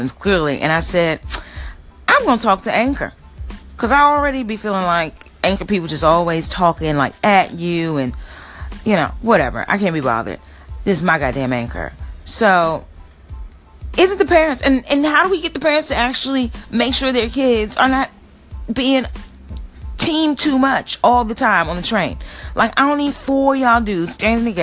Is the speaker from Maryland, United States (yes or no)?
yes; Maryland, United States; moved away; I grew up in Maryland